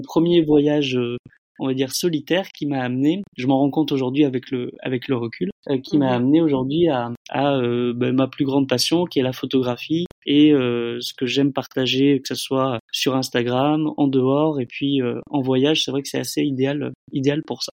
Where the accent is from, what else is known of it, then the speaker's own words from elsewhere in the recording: Bordeaux, Nouvelle-Aquitaine, France; moved away as an adult; now in Laos; je suis originaire de Bordeaux